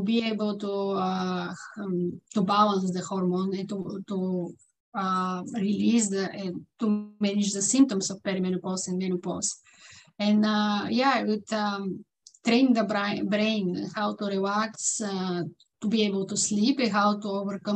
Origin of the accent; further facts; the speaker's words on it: Bulgaria; English is a second language; now in Vancouver, Canada; I'm living in Vancouver, British Columbia, Canada, in the West Coast. And I'm originally from Bulgaria, mm-hmm. as you see from my accent.